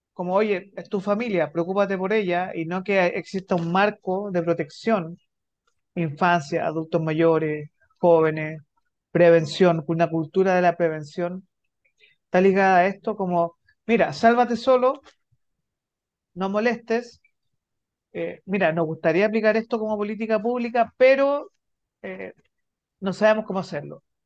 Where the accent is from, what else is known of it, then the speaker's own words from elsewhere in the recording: Santiago, Santiago Metropolitan Region, Chile; yo soy de Santiago